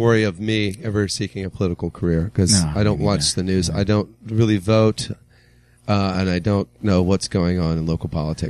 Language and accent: English; Richmond, Virginia, United States; I'm from Richmond.